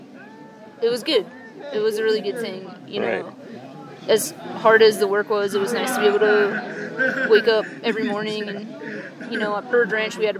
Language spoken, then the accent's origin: English; Connecticut, United States; I'm from Connecticut